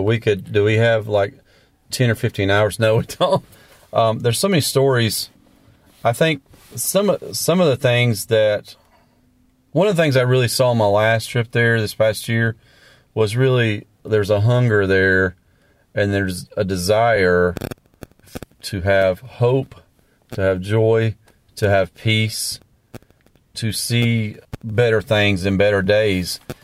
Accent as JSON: {"language": "English", "region": "the South", "country": "United States", "tie": "born or raised there", "also_born_or_lived": "Latin America", "said": "I grew up in the South"}